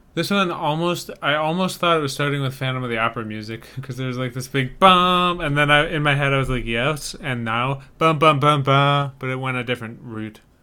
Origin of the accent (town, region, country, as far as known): Saukville, Wisconsin, United States; born or raised there; moved away